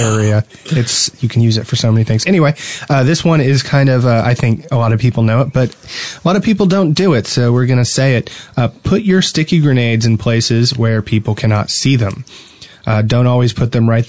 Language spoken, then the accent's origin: English; New Jersey, United States; now in Alabama, United States; I'm from New Jersey